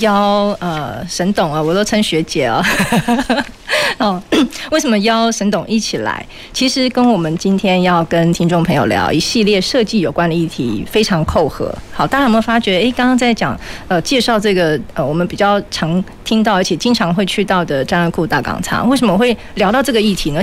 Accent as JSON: {"language": "Chinese", "region": "Kaohsiung", "country": "Taiwan", "said": "我们高雄人的生活"}